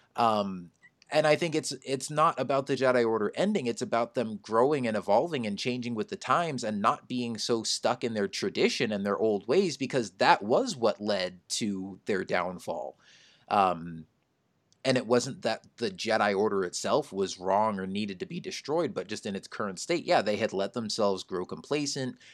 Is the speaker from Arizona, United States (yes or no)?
yes; Phoenix, Arizona, United States; I'm from Phoenix, too.